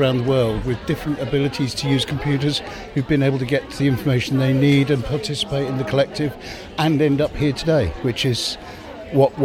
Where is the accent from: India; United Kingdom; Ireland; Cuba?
United Kingdom; Llandudno, North Wales; I'm from Llandyfno in North Wales